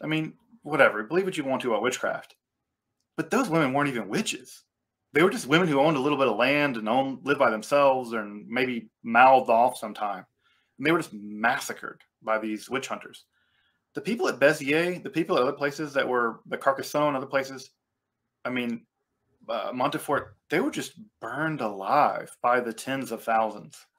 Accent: United States; I'm American.

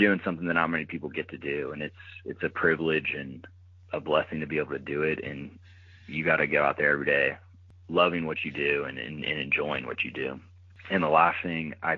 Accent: Louisiana, United States; moved away; growing up in Louisiana

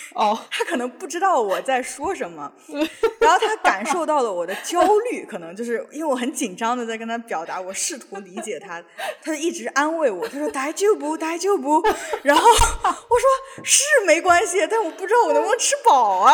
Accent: northern China, China; now in Seattle, United States; 我们，就是北方人吃的那种豆腐脑

